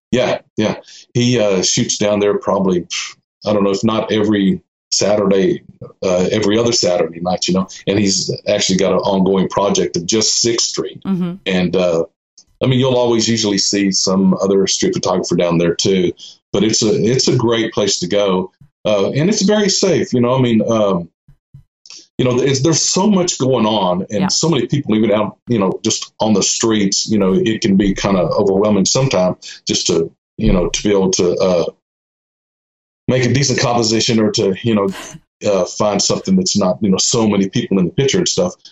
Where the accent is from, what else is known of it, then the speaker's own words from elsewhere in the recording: Austin, Texas, United States; also born or lived in Georgetown, Texas; I was born and raised in Austin, um, 1957, and I lived there till about 2001